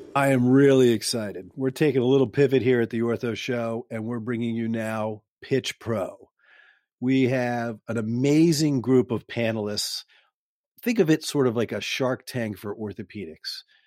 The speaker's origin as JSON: {"language": "English", "town": "Pikesville", "region": "Maryland", "country": "United States", "tie": "born or raised there", "said": "I grew up in Pikesville, Maryland, which is probably about twenty minutes away."}